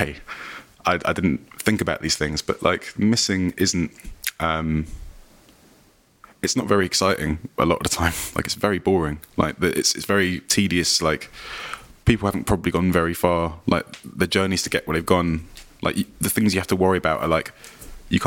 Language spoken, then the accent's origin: English; London, United Kingdom; I live in like my hometown.